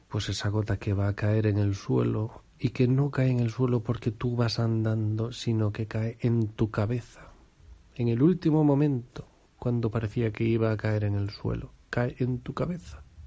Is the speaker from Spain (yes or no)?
yes; Spain; Somos españoles.